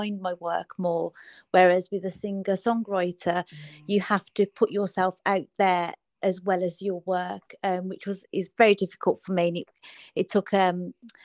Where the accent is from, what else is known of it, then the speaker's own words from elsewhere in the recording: Birmingham, West Midlands, United Kingdom; I'm from Birmingham in the UK.